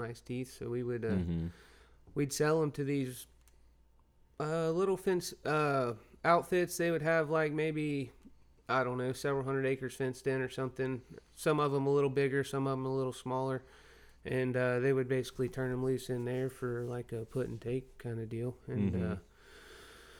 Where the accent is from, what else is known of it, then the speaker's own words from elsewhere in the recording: Vero Beach, Florida, United States; I'm from Vero Beach, Florida, and basically born in the outdoors. I've been hunting and stuff with my dad since I was a kid